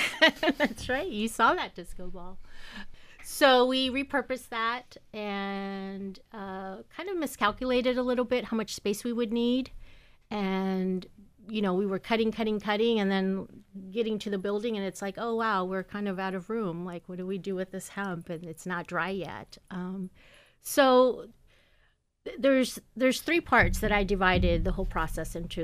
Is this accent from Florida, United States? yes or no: no; Seattle, Washington, United States; moved away; I grew up in Seattle, Washington.